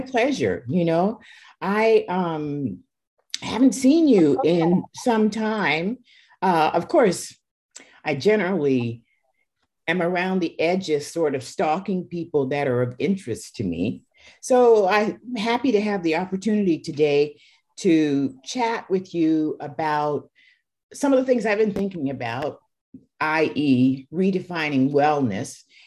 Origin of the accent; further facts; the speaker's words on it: Seattle, Washington, United States; I'm from Seattle, so you know that's where I was born. I grew up there